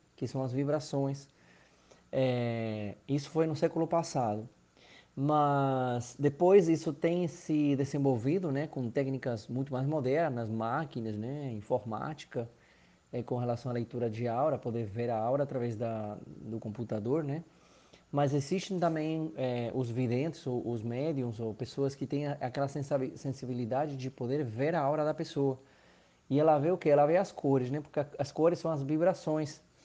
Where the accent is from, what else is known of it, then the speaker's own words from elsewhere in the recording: Argentina; Portuguese is a second language; moved away as an adult; also born or lived in Maceió, Brazil / Recife, Brazil; now in Brazil; Eu sou argentino, moro há 11 anos aqui no Brasil, no Nordeste